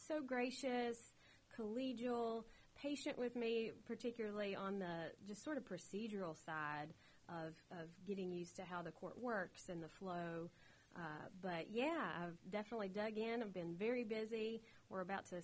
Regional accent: Southern West Virginia, United States; accent: holler; growing up in Southern West Virginia and with a close family

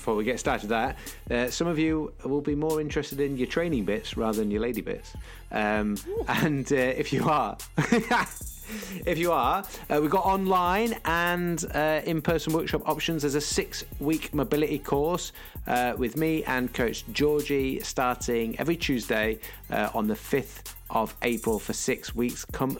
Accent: North West England, United Kingdom; accent: Scouse; That was Liverpool for those that can't understand my Scouse accent.

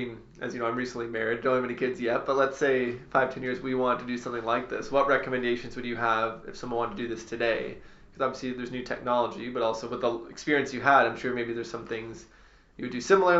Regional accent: Ontario, Canada; I had never really been outside of Ontario

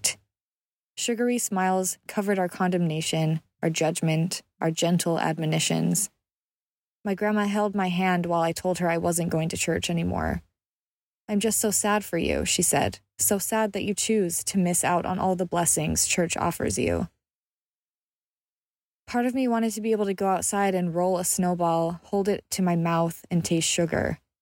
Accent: Utah, United States; I grew up in Utah, where our pick-me-ups are 44-ounce drinks of dirty Dr. Pepper

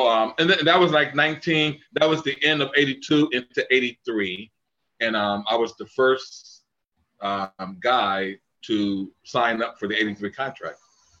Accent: Dayton, Ohio, United States; moved away as an adult; also born or lived in New York / Los Angeles / South Africa; I was born and raised in Dayton, Ohio. I'm from the Ohio, from the Midwest, and got a scholarship at Ailey's, Alvin Ailey, for those who don't know, in New York in 1980.

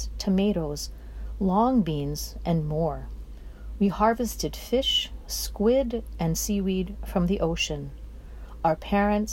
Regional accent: Honolulu, Hawaii, United States; now in Minnesota, United States; I was born and raised in Honolulu

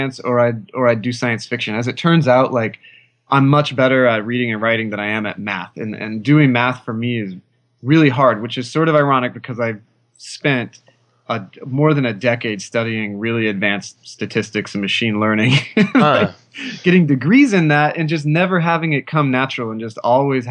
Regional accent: Oklahoma, United States; I grew up in Oklahoma

